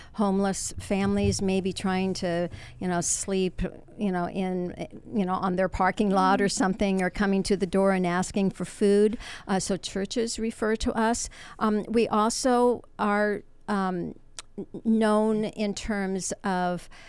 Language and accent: English; Washington, District of Columbia, United States; moved away as an adult; now in Ventura, United States; I'm from the Washington D.C. area.